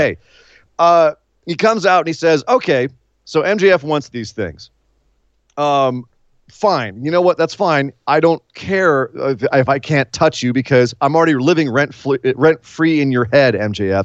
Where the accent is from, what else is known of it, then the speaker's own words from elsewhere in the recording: San Francisco, California, United States; my hometown of San Francisco, or home area of San Francisco, the, up in the Bay Area